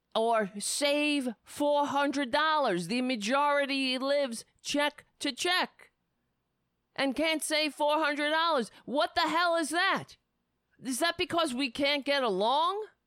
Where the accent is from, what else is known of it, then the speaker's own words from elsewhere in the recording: United States; as an American people, as a community